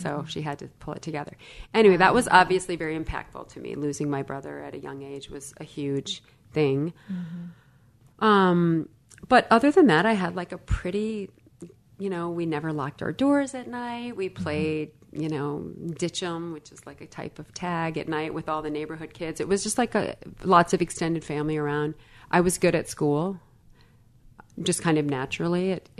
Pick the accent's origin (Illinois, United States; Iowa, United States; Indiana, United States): Illinois, United States; I grew up in Illinois, a small town, 1 hour or 60 miles west of Chicago. Blue collar family.